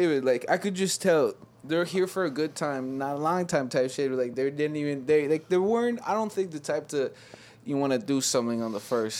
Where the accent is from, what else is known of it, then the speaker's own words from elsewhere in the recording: Ibiza, Balearic Islands, Spain; I do not know because I am from Ibiza